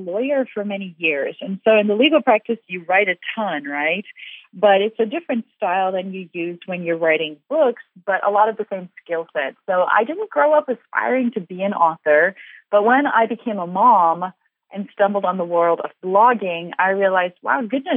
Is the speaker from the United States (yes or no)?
no; South Africa; moved away as an adult; also born or lived in Ukraine; I'm from South Africa originally, and we've lived overseas quite a lot